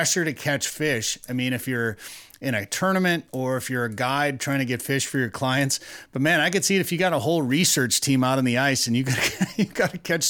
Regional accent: Minnesota, United States; growing up in Minnesota

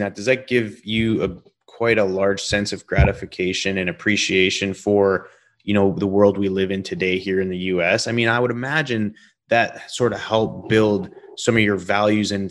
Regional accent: Canada; moved away as an adult; also born or lived in Calgary / Pittsburgh; now in Houston, United States; growing up in Canada

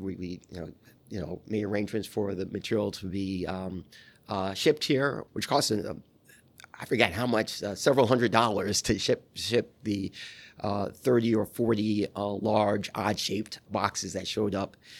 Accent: New York, United States; moved away as an adult; also born or lived in Atlanta; I'm from New York

